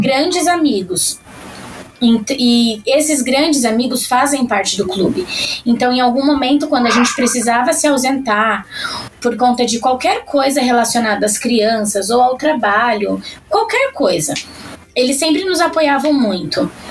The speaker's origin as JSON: {"language": "Portuguese", "region": "São Paulo", "country": "Brazil", "said": "eu sou paulista paulistana"}